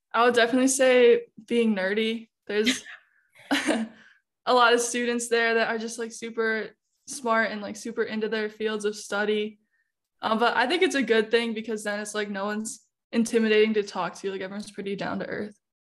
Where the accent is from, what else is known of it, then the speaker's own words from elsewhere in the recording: Illinois, United States; moved away as an adult; now in St. Louis, United States; I'm out-of-state. I'm from Illinois, so not too far